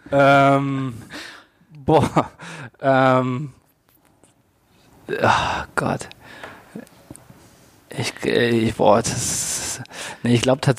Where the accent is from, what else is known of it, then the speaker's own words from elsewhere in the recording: Hamburg, Germany; muss ich als Hamburger